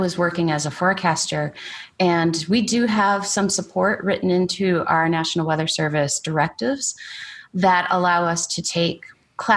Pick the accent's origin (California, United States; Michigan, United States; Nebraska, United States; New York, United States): Michigan, United States; moved away as an adult; now in Oklahoma, United States; I grew up in Michigan